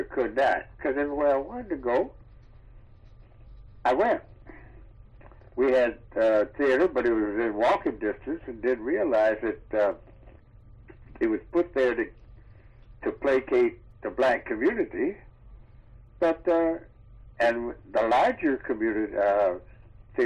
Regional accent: Detroit, Michigan, United States; moved away; I'm a Detroiter from Detroit, Michigan

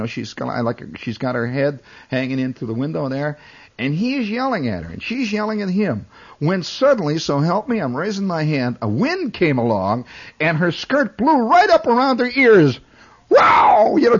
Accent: Indiana, United States; moved away; As you can tell, I'm from Indiana.

